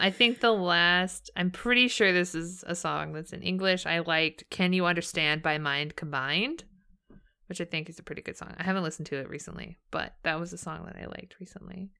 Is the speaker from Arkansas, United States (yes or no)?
no; Southern California, United States; I grew up in Southern California.